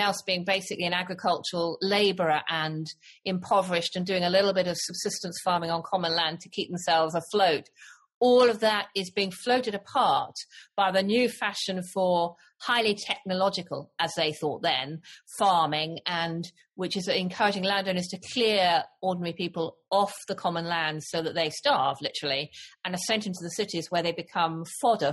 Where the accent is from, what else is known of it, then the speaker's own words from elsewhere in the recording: United Kingdom; I'm British, not from your side of the Atlantic.